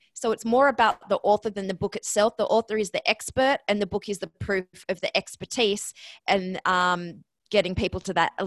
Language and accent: English; Australia; moved away as an adult; also born or lived in Ohio, United States; now in New York, United States; I'm Australian. That's where the accent comes from. I'm in New York right now